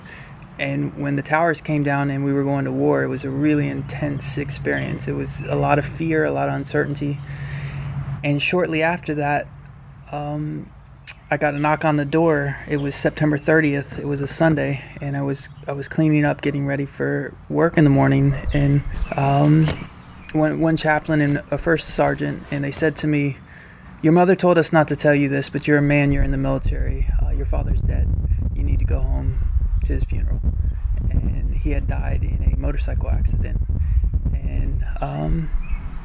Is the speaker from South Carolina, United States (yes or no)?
no; Hendersonville, North Carolina, United States; I grew up in Hendersonville, North Carolina